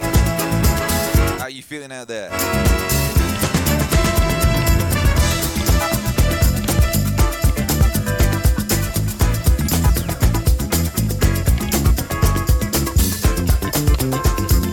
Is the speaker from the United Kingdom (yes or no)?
yes; West Bromwich, West Midlands, United Kingdom; moved away; also born or lived in Birmingham; I used to live in Birmingham. I was born in West Bromwich